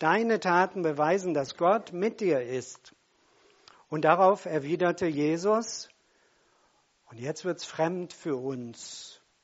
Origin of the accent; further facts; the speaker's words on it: Germany; Wir sind Deutsche.